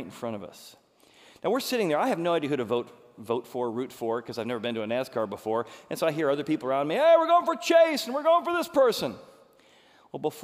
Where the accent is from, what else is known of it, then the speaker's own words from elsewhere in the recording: Chicago, Illinois, United States; I'm from Chicago